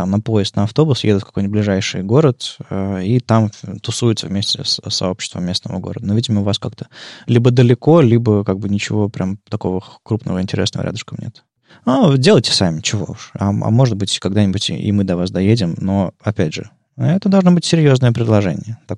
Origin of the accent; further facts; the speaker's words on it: Krasnoyarsk, Krasnoyarsk Krai, Russia; мы из Красноярска. Это такой город в центре России